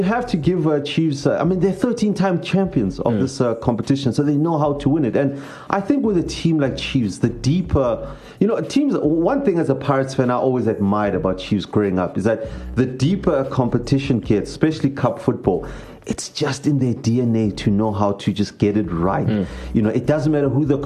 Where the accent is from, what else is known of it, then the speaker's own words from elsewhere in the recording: South Africa; being a South African